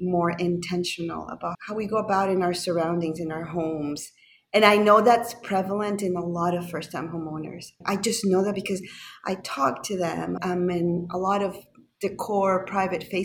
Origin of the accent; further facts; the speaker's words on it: Panama; moved away; also born or lived in Toronto; I'm from Panama originally.